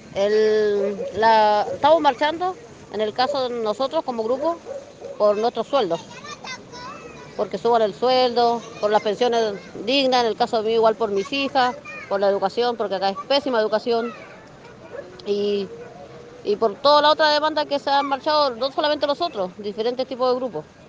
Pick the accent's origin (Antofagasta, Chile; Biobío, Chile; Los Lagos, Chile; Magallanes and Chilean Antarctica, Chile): Antofagasta, Chile; moved away as an adult; also born or lived in Chuquicamata; now in Aconcagua Valley, Chile; soy nacida y criada acá en el norte grande. Nací en Chuqui, eh, viví en Antofagasta harto tiempo, pero hace 11 años que me fui a vivir al Valle de Aconcagua, en la quinta región.